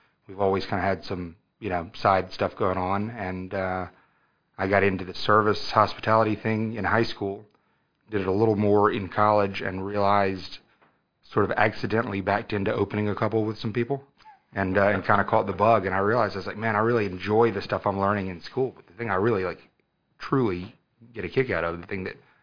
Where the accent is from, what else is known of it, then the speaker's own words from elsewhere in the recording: Aiken, South Carolina, United States; also born or lived in St. Petersburg, Florida / Augusta, Georgia / Auburn, Alabama; we moved to Aiken when I was, you know, into fifth grade.